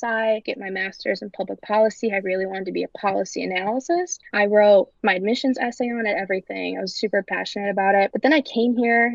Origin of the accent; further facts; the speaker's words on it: Buffalo, New York, United States; moved away as an adult; now in Ann Arbor, United States; I'm from Buffalo, New York